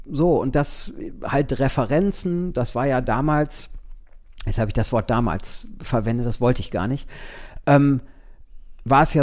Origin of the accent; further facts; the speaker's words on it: East Los Angeles, California, United States; ich komme nicht aus Wien. Ich komme aus East Los Angeles.